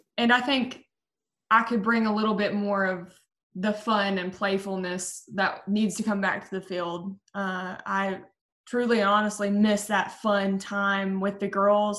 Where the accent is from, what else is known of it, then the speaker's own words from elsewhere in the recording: Chattanooga, Tennessee, United States; moved away; my hometown where I'm from